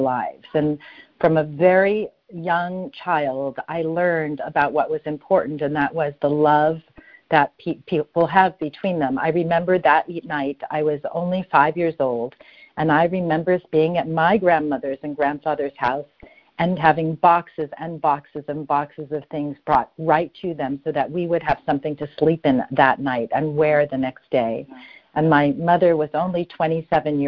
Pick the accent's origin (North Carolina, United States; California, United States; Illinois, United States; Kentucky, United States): California, United States; Los Angeles; I was born in Los Angeles.